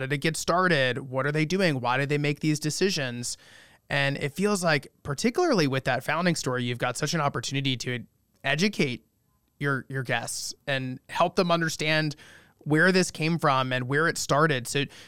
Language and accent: English; North Carolina, United States; I'm from North Carolina, and I grew up going to, you know, another industrialist large vacation home in the Biltmore Estate